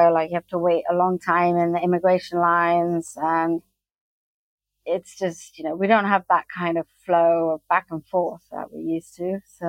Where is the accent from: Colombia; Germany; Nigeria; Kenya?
Kenya; now in United Kingdom; I'm half American, half British, but I grew up in Africa, in Kenya.